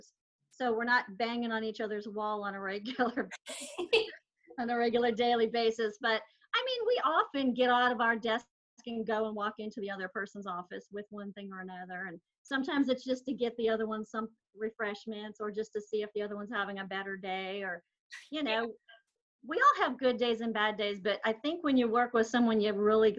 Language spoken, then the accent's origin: English; California, United States; now in Southeastern United States; I grew up in California